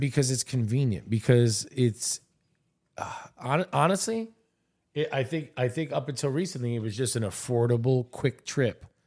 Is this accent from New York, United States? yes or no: yes; New York, United States; also born or lived in Miami; I'm born and raised in New York. Uh, my parents are Puerto Rican, Italian.